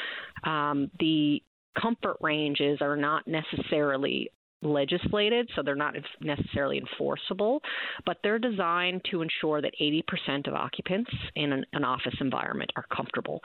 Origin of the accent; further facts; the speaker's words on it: Newfoundland and Labrador, Canada; I can speak as a Newfoundlander and Labradorian